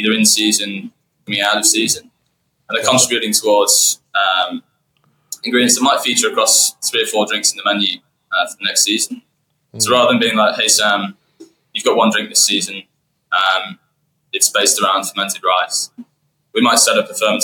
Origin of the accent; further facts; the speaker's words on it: United Kingdom; moved away as an adult; now in Melbourne, Australia; I come from Yorkshire